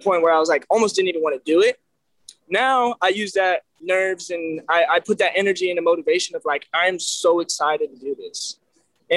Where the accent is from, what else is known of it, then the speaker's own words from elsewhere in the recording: Belleville, Illinois, United States; Skyview is actually a drive-in movie theater in my hometown. And, you know, like I said, it's a small town, nothing